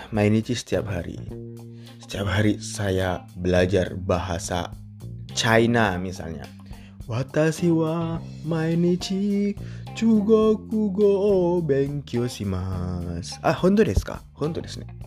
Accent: Indonesia; Saya bukan orang Cina. Saya orang Indonesia.

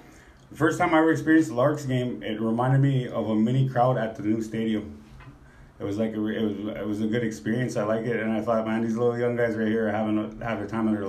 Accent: Minneapolis, Minnesota, United States; also born or lived in Maple Grove, Minnesota; now in Bismarck, United States; I grew up in Minneapolis, Minnesota area.

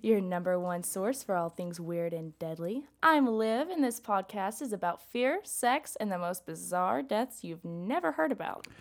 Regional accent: McMinn County, Tennessee, United States; I'm from McMinn, um, County, where we have, like, crazy storms.

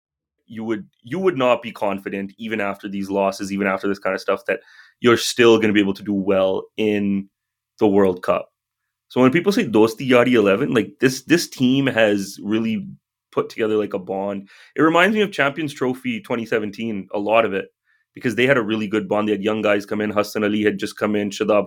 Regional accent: Canada

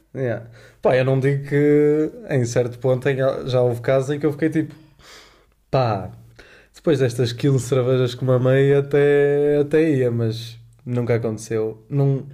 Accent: Porto, Norte, Portugal; moved away as an adult; now in Lisbon, Portugal; tenho 22 anos, sou do Porto, uh, eh, estudo em Lisboa

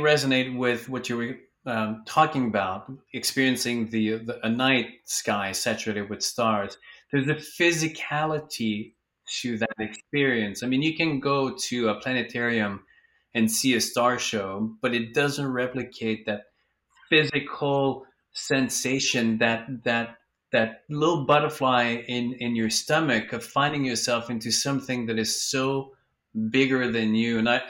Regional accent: Vancouver, British Columbia, Canada; now in Los Angeles, United States; Oh, you're in my hometown. I live in Vancouver, and now I'm in LA, so.

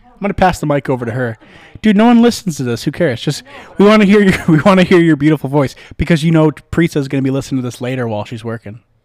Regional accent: Midwest, United States; now in Las Vegas, United States; I'm from the Midwest

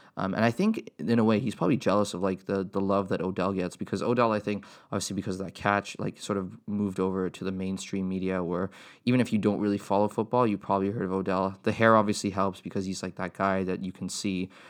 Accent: Canada; as a Canadian tennis fan

